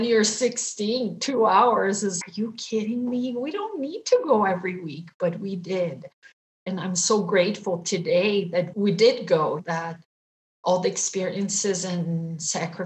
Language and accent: English; Brazil; moved away as an adult; also born or lived in Japan; now in Utah, United States; I'm Brazilian. I grew up in Brazil